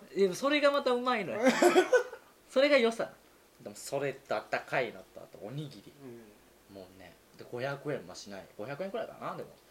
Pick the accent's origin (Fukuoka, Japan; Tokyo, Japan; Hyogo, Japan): Tokyo, Japan